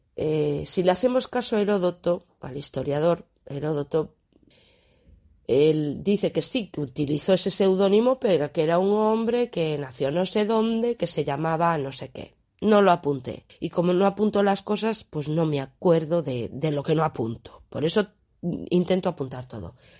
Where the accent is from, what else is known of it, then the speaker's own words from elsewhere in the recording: Galicia, Spain; para aquí, para mi tierra, a un poeta que tenemos aquí, a Manuel Antonio